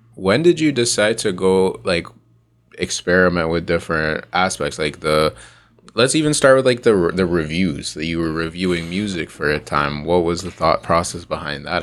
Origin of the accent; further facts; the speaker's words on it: Toronto, Ontario, Canada; I'm pretty much born and raised in Toronto